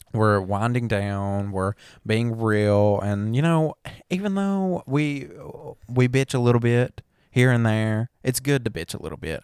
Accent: the South, United States; we're from the South. We sound like a bunch of damn hicks.

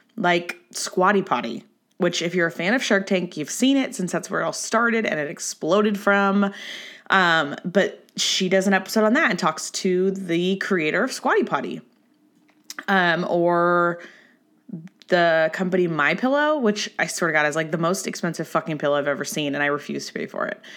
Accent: Orange County, California, United States; I'm from Orange County

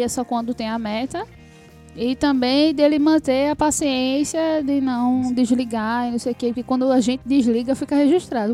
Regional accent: Northeast Region, Brazil; sou do Nordeste, assim, é uma mãe nordestina

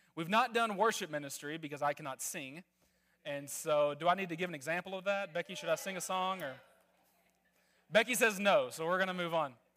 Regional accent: Arkansas, United States; moved away; also born or lived in Netherlands; I'm originally from Arkansas

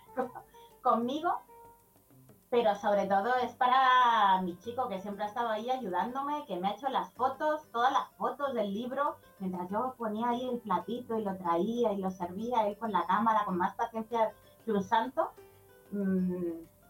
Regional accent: Madrid, Community of Madrid, Spain; Yo soy de Madrid

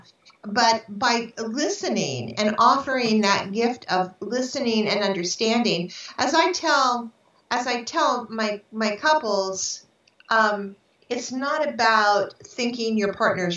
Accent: San Francisco, California, United States; I was born in San Francisco in 1954, July 6, 1954.

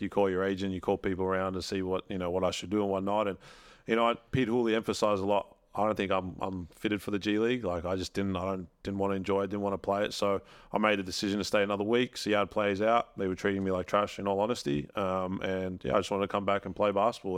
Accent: Melbourne, Victoria, Australia; now in Adelaide, Australia; I live in Adelaide, but I'm from Melbourne.

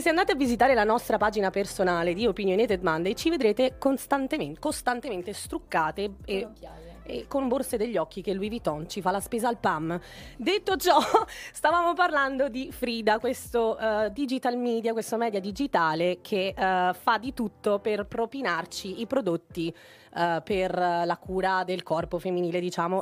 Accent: Venice, Veneto, Italy; also born or lived in Naples; sono una pulegna, sono di Napoli, sono cresciuta però a Venezia

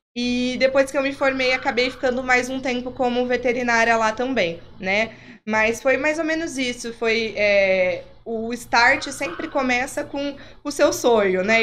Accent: Campinas, São Paulo, Brazil; Criada em cidade de interior, sou de Campinas, mas com família em cidade de interior

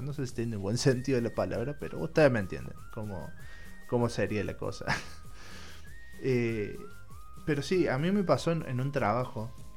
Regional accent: Argentina

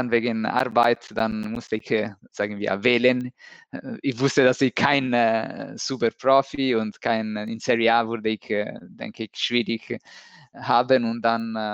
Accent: Milan, Lombardy, Italy; born there; German is a second language; also born or lived in Rome; Ich bin in Mailand geboren, so in äh, 90, 80. So dieses Jahr ist, hab, bin ich 40 äh, geworden.

